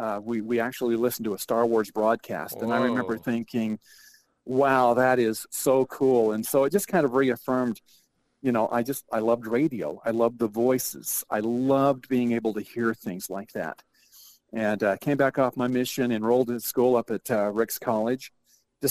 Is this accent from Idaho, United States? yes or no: yes; Bear Lake, Idaho, United States; growing up in Bear Lake